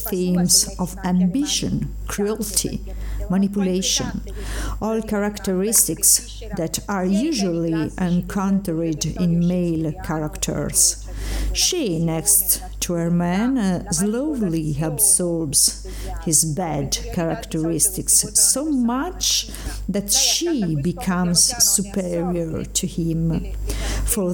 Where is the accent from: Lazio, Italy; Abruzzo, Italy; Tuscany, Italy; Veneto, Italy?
Abruzzo, Italy; L'Aquila; recorded by me in my hometown L'Aquila